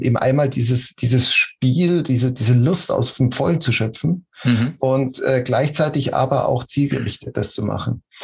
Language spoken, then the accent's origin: German; Munich, Bavaria, Germany; moved away as an adult; Ich komme aus München, bin da geboren und aufgewachsen und ähm, da lebe ich jetzt wieder